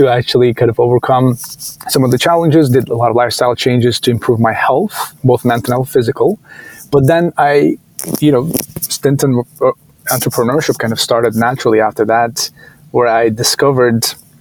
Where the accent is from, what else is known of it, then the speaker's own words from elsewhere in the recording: Istanbul, Turkey; moved away as an adult; now in United States; I grew up in Istanbul, originally from Turkey, and came here to US for college